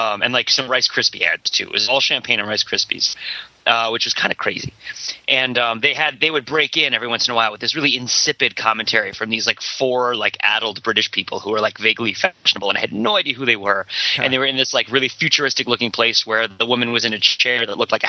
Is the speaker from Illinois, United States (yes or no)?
no; Boston, Massachusetts, United States; I'm from Boston